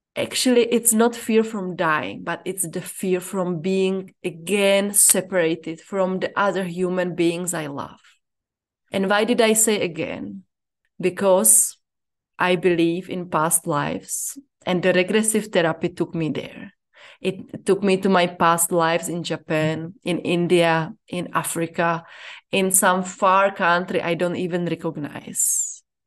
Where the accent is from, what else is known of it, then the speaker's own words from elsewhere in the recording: Czechia; moved away as an adult; now in Zambia; I'm from the Czech Republic and I live in Zambia